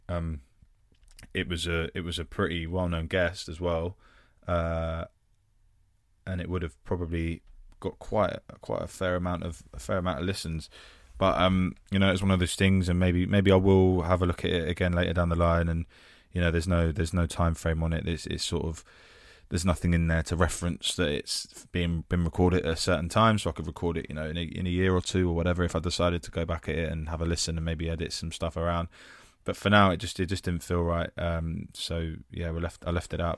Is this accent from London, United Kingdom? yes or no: yes; London, United Kingdom; I am an actor from North London, uh, currently residing in South.